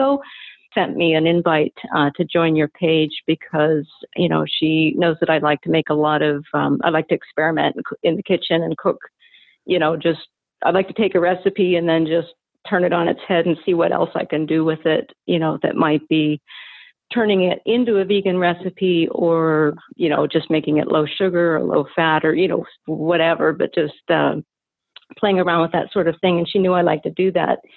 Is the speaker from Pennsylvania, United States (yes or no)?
yes; Pennsylvania, United States; now in Washington, United States; I grew up in Pennsylvania